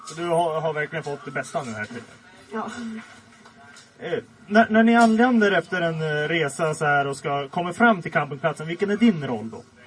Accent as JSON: {"language": "Swedish", "town": "Kusmark", "region": "Västerbotten County", "country": "Sweden", "tie": "born or raised there", "moved": "yes", "said": "jag kommer ursprungligen från Kusmark, den här byn"}